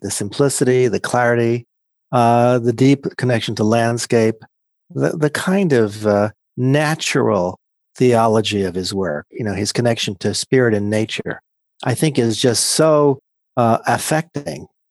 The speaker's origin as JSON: {"language": "English", "region": "Pennsylvania", "country": "United States", "tie": "born or raised there", "said": "I grew up in Penns, a small town in Pennsylvania"}